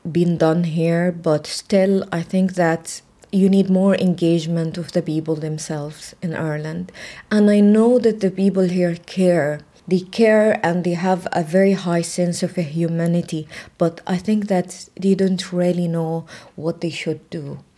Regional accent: Lebanon; moved away; also born or lived in Egypt; my passport is saying um, I was born in Lebanon, but I'm Palestinian, and I have a newly, in 2008, I get a, a, Palestinian national passport.

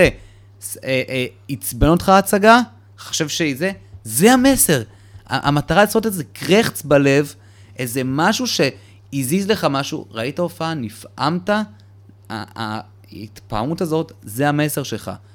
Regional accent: Petah Tikva, Central District, Israel; also born or lived in Soviet Union / Moldova; גדלתי בשכונה שהיא אה, שעריה, שהיא שכונה תימנית פתח תקווה, שם קנינו דירה

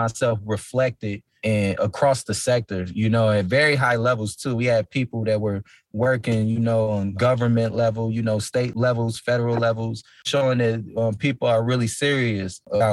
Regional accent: Minneapolis, Minnesota, United States; born and raised in the Twin Cities of Minnesota

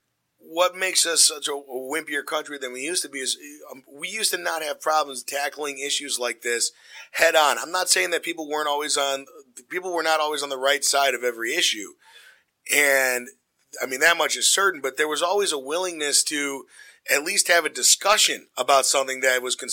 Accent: Glenview, Illinois, United States; I grew up in Glenview, Illinois

